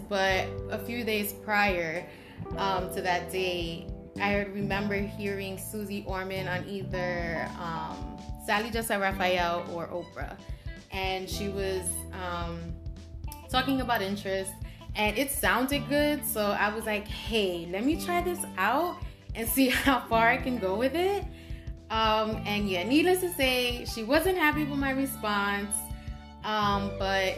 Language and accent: English; New York City, New York, United States; I grew up on Spofford Avenue, and it was across the street from a Spofford Juvenile Detention Center